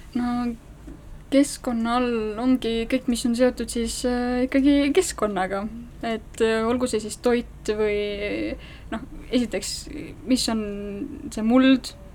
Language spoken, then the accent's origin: Estonian; Estonia; meie kui eestlased